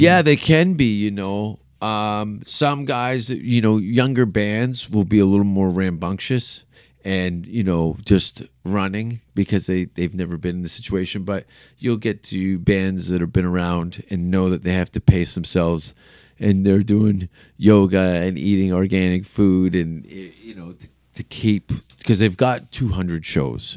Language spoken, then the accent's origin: English; Canada; being a Canadian